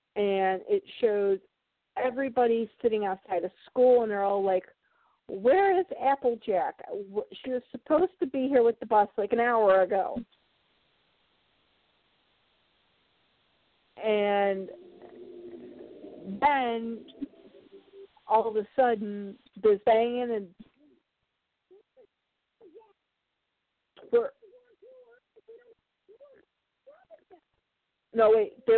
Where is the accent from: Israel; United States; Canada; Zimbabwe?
United States; Chicago, Illinois; I was born and raised in Chicago, and I spent a good chunk of my childhood in one of those places that would be considered like a ghetto part of Chicago